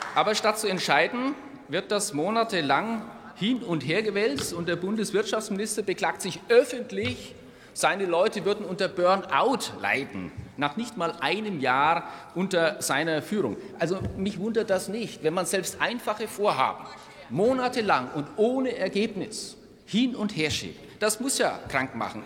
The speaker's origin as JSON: {"language": "German", "country": "Germany", "said": "als Deutsche"}